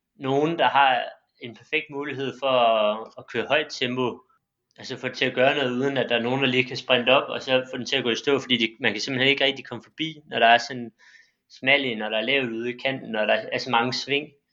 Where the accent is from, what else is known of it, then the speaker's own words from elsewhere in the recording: Silkeborg, Central Denmark Region, Denmark; moved away as an adult; now in Bagsværd, Denmark; jeg kommer også fra Silkeborg, men jeg flyttede til Bagsvær i 2016